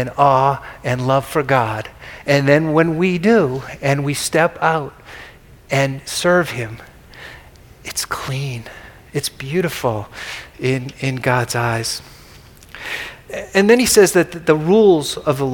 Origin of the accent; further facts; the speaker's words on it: Boston, Massachusetts, United States; When I was a kid growing up in Boston